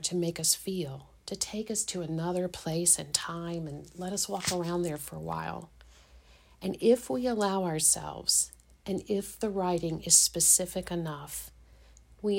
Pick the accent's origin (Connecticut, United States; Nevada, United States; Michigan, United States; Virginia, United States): Virginia, United States; Richmond; I'm a native of Richmond, Virginia